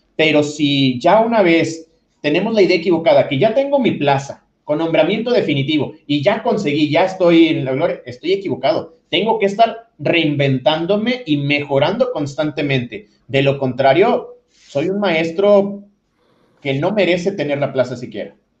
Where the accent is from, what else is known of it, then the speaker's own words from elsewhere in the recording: Nuevo León, Mexico; aquí en, Nuevo León, yo soy de Nuevo León